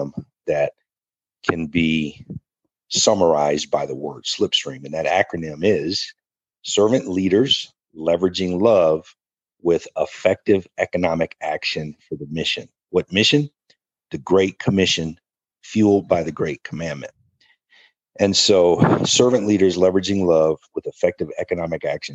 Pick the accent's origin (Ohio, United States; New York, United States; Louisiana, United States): Ohio, United States; Akron; Akron, Ohio, my hometown.